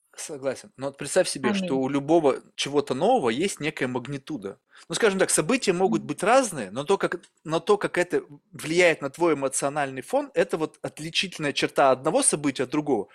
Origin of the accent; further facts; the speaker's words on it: Russia; moved away; also born or lived in California; я вырос в России